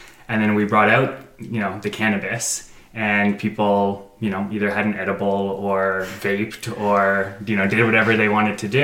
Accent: Canada; moved away as an adult; now in Denver, United States; we're from Canada

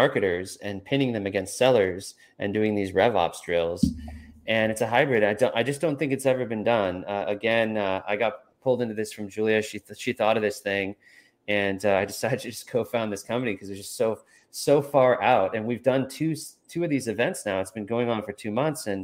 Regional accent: California, United States; I'm from California

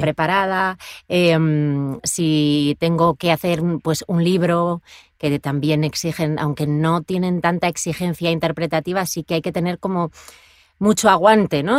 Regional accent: Asturias, Spain; moved away as an adult; now in Madrid, Spain; Porque yo vivía en Asturias, yo soy asturiana, en el norte de España

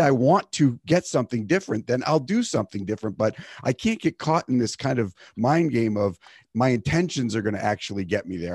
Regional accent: East Coast, United States; now in California, United States; I grew up on the East Coast

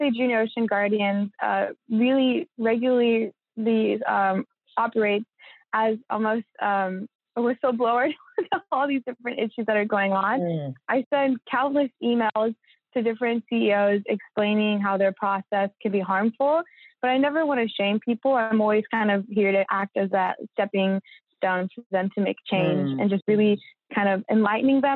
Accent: California, United States; I'm from California, but I live about 45 minutes from the ocean

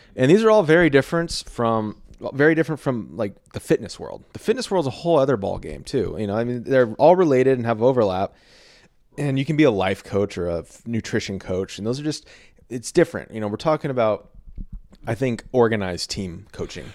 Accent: Texas, United States; I'm a Texan and I'm a creative.

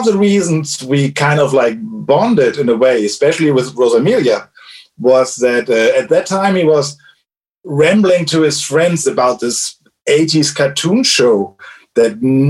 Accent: Cologne, North Rhine-Westphalia, Germany; I'm from Germany, yes.

